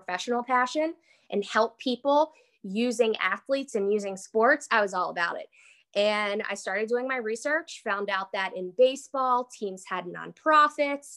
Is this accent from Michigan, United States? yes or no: no; Philadelphia, Pennsylvania, United States; moved away as an adult; also born or lived in Washington, District of Columbia, United States; I'm from Philly originally